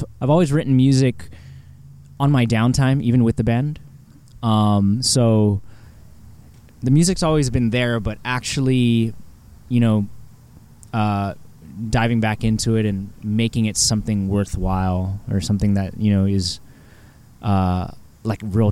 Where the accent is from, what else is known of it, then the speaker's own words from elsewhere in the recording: Guam; moved away; my history of island music and growing up in Guam